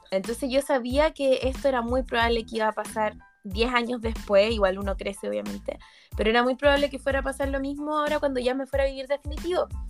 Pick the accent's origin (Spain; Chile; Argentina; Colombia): Chile; moved away as an adult; now in Lyon, France; estoy en Chile